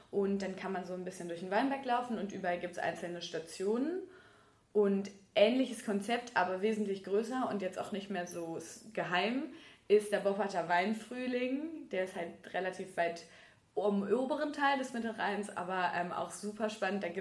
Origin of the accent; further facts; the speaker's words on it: North Rhine-Westphalia, Germany; Also ich komme ja auch aus